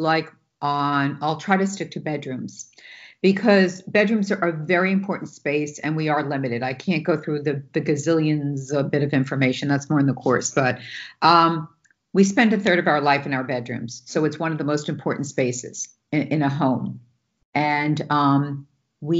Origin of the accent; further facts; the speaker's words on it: New York, United States; I'm from New York and I can talk a mile a minute and I interrupt